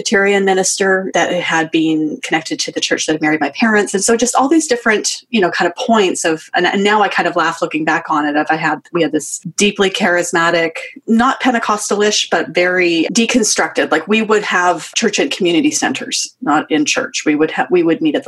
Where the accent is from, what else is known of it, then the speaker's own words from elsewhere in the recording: Western Canada, Canada; I am Canadian, grew up in Western Canada